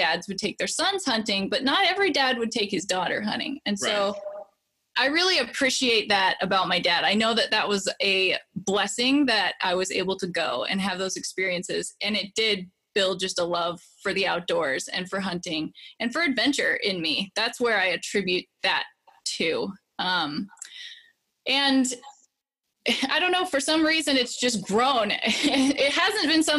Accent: Idaho, United States; now in Montana, United States; I was born and raised in Idaho, and I live in Montana now.

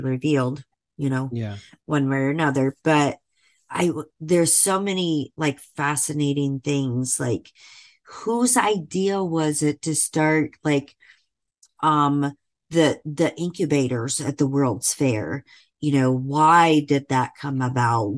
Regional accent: Indiana, United States; I grew up in Indiana. So I grew up not too far from Chicago.

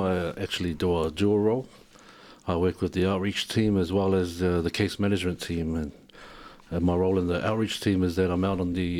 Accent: Wellington, New Zealand; also born or lived in Samoa (ancestry); now in Ipswich, Australia; I'm originally from New Zealand. I'm Samoan, born in New Zealand.

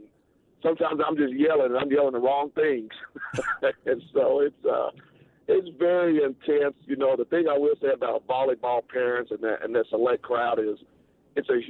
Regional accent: Oklahoma, United States; moved away as an adult; also born or lived in DeSoto, Texas; now in Texas, United States; I'm from Oklahoma, which I don't say too often in these parts, but grew up in a very competitive family

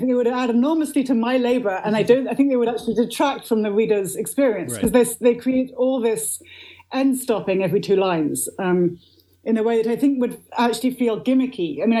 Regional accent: Oxford, South East England, United Kingdom; I grew up in Oxford, England. It was just a sort of absolutely bog standard a Church of England primary school.

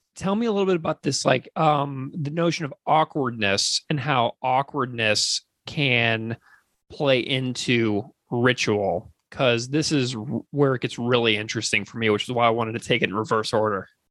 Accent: St. Louis, Missouri, United States; my hometown, St. Louis, Missouri.

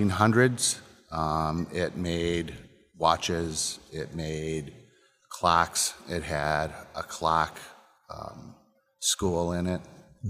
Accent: Peru, Illinois, United States; also born or lived in Chicago; I grew up in Peru, Illinois. I would move to Chicago, and I am back here with the distillery in the historic Westclax building.

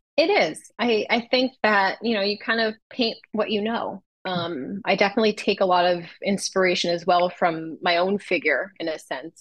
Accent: Los Angeles, California, United States; my hometown

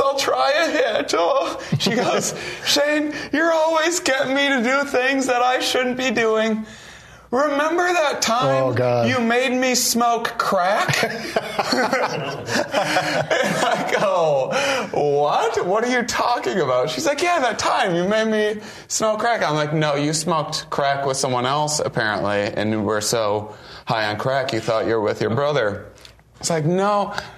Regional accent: Wisconsin, United States; moved away; I'm from Wisconsin, originally

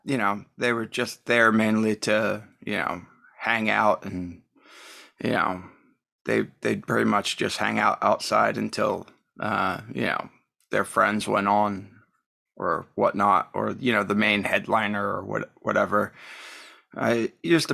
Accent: New Jersey, United States; also born or lived in Hoboken, New Jersey / Lambertville, New Jersey / Rochester, New York; I'm originally from New Jersey. Was born in Hoboken, and I moved to Lambertville in the 80s, and that's where I've pretty much resided.

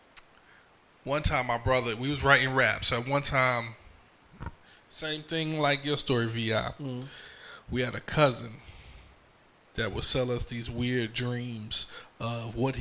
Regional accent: New York City, New York, United States; also born or lived in Brooklyn; now in Fayetteville, United States; I was born in Harlem Hospital.

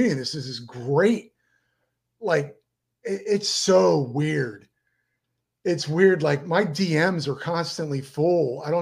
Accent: Miami, Florida, United States; We're from Miami.

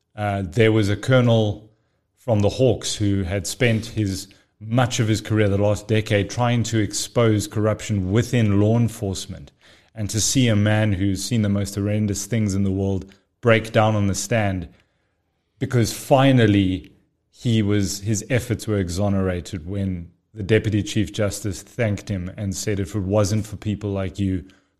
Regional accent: Pretoria, Gauteng, South Africa; born there; now in Johannesburg, South Africa; Born in Pretoria, lived most of my life overseas, got back to the country in 1998, went to university in Pretoria, and then made my way over to Joburg since about 2010 onwards.

